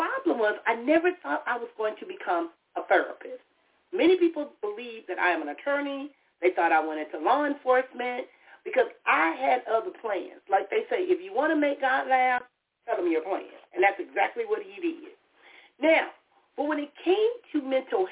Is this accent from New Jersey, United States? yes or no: no; Compton, California, United States; I grew up in the city of Compton